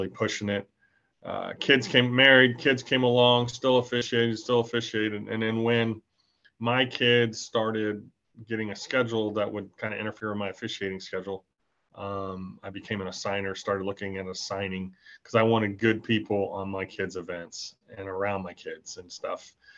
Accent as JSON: {"language": "English", "town": "Altamonte Springs", "region": "Florida", "country": "United States", "tie": "born or raised there", "said": "Born and raised in Altamont Springs, Florida, proud graduate of Lake Brantley High School"}